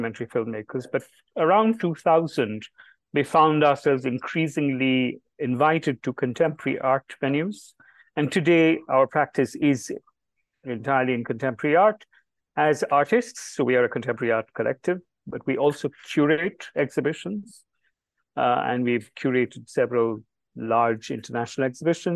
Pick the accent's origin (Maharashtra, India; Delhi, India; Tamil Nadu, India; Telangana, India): Delhi, India; Jibesh and I were born and raised in Delhi, and we received our education entirely in Delhi.